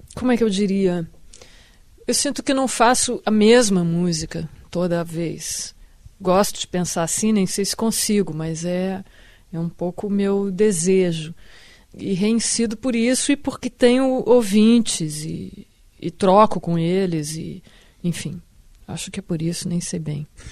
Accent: Rio Grande do Sul, Brazil; moved away as an adult; now in Rio de Janeiro, Brazil; Eu me sinto carioca no que isso não me tire nada do que eu me sinto gaúcha

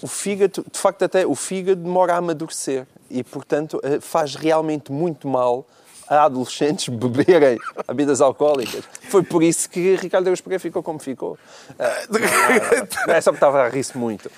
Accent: Portalegre, Alentejo, Portugal; eu cresci em Porto Alegre

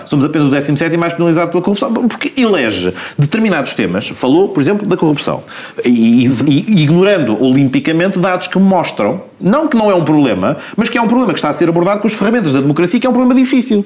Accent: Lisbon, Portugal; sendo alfacinha

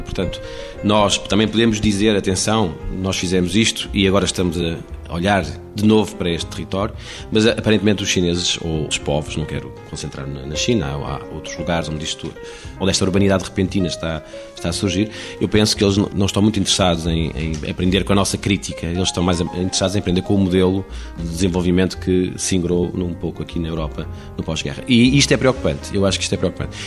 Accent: Porto, Norte, Portugal; do Porto, de onde venho.

